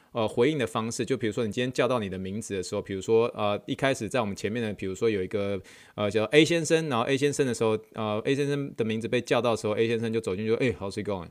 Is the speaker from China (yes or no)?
no; Taiwan; now in United States; 他们都知道我从台湾来的